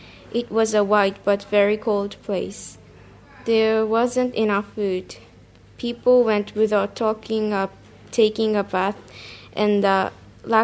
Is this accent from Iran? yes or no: no; Fukushima, Japan; I came from Fukushima, Japan.